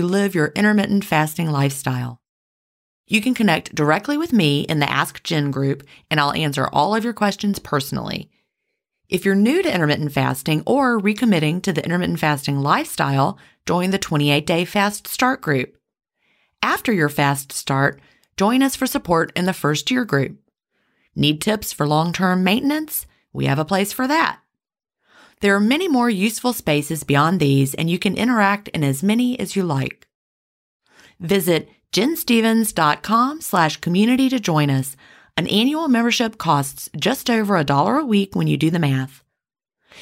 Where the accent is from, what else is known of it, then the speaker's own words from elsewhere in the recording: Augusta, Georgia, United States; I was from Augusta, Georgia